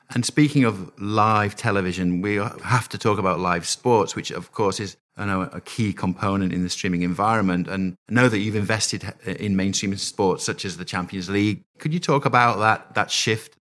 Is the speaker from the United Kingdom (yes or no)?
yes; United Kingdom; now in United States; a Brit living here in, in the U S